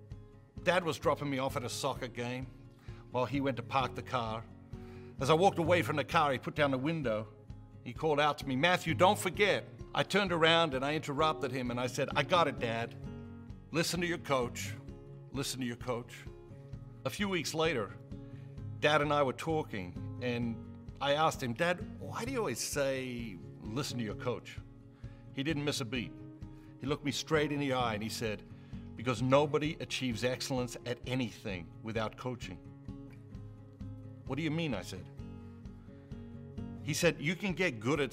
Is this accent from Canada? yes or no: no; Australia; Growing up in Australia